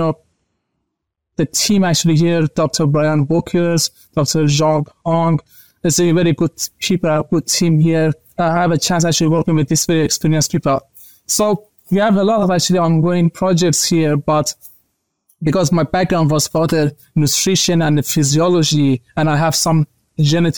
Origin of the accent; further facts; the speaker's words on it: Iran; moved away as an adult; also born or lived in Malaysia / Australia; now in United States; I'm actually from Iran originally, but I started actually to do my master's degree in Malaysia